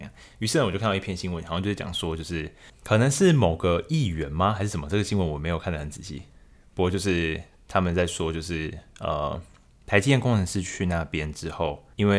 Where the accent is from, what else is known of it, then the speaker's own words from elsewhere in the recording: Taiwan; 其实就是一般的听众，或者说身为台湾人来说，会有什么样的想法，或是跟我一样这种感觉吗？